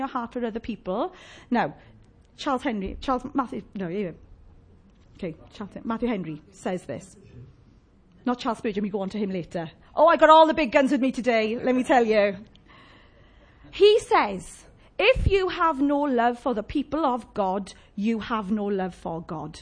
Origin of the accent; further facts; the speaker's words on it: Llanelli, Wales, United Kingdom; I'm from Llanelli